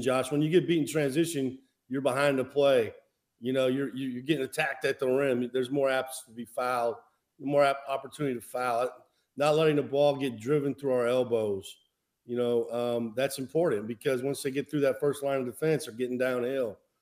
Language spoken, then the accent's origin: English; Midwest, United States; moved away; growing up in the Midwest